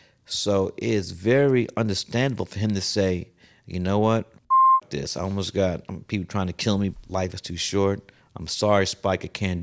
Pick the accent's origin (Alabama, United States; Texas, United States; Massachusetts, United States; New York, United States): New York, United States; New York City; I said, I'm from Fort Greene.